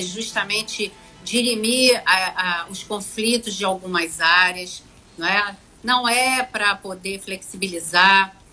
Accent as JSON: {"language": "Portuguese", "town": "Angra dos Reis", "region": "Rio de Janeiro", "country": "Brazil", "said": "eu sou de Angra, eu quero preservar a minha cidade"}